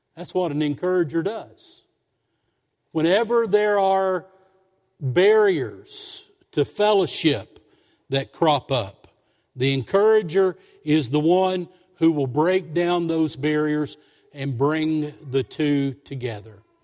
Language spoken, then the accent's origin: English; Somerset, Kentucky, United States; moved away; also born or lived in Lexington, Kentucky; we moved from Lexington down to Somerset, that was sweet to me. I was going back to, to our family hometown.